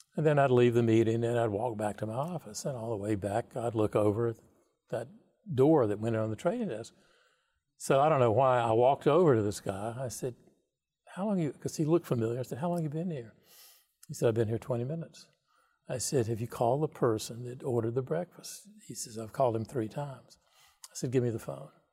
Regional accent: North Carolina, United States; moved away; also born or lived in New York City; I grew up in North Carolina town of, I don't know, seven thousand people, Milltown.

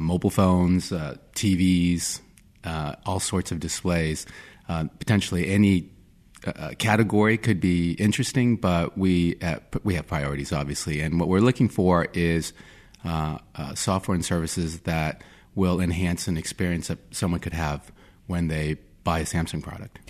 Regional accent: Virginia Beach, Virginia, United States; I grew up in Virginia Beach, Virginia, where there's a lot of military

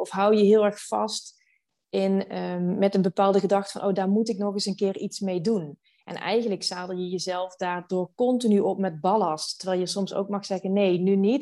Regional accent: Venlo, Limburg, Netherlands; moved away as an adult; also born or lived in Amsterdam; now in Maastricht, Netherlands; Ik kom oorspronkelijk uit Venlo

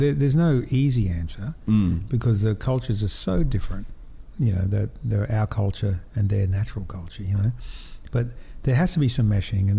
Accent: North Queensland, Australia; we grew up here in North Queensland with the cane farms, you know, the Greek and the Italians and the, you know, Serbians and the Russians and, you know, from all over the world

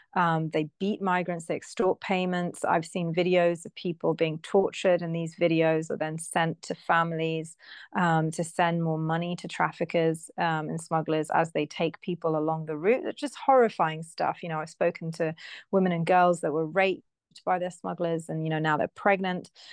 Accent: United Kingdom; I'm British

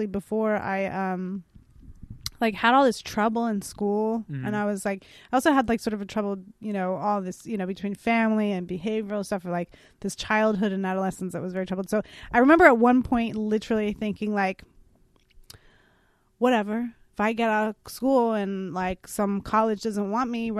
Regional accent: San Francisco, California, United States; moved away as an adult; also born or lived in New York; now in Los Angeles, United States; growing up in San Francisco, everybody sells weed

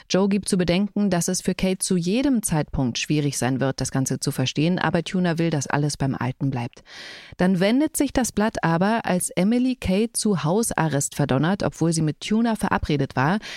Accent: Saxony, Germany; born there; Aber sächsisch, also ich finde jetzt, ich komme ja tatsächlich gebürtig aus Sachsen.

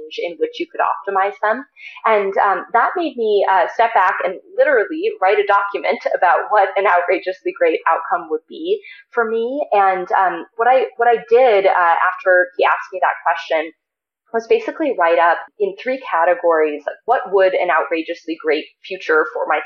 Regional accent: Ohio, United States; also born or lived in San Francisco Bay Area; now in Boulder, United States; I'm originally from Ohio, but I started going to summer camp out here when I was 3 years old

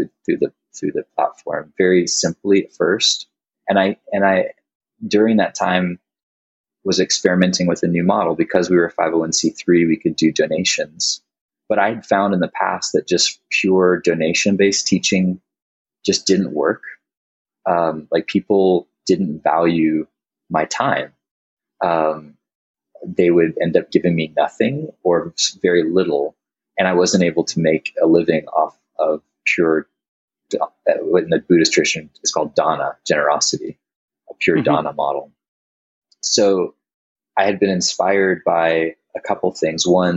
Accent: North Carolina, United States; moved away as an adult; also born or lived in Colorado; I moved back home from Colorado to where I grew up in North Carolina

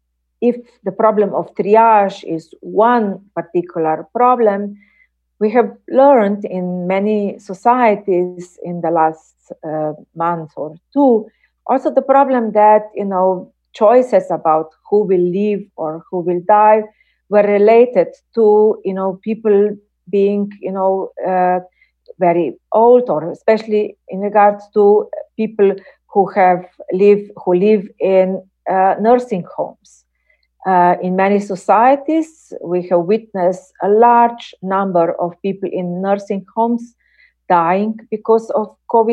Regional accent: Slovenia; English is a second language; In my home country, Slovenia, we have had, you know, debates

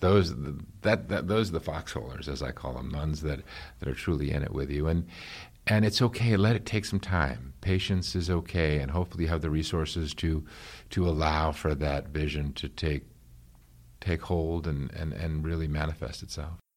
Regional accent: New York, United States; I grew up in New York

